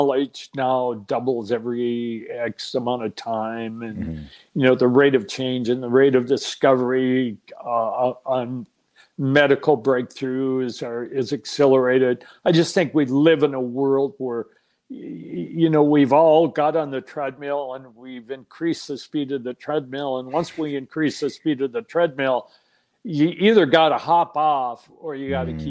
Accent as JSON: {"language": "English", "region": "Minnesota", "country": "United States", "tie": "born or raised there", "also_born_or_lived": "Chicago", "moved": "as an adult", "said": "Minnesota, born and raised in Minnesota, lived in Minnesota"}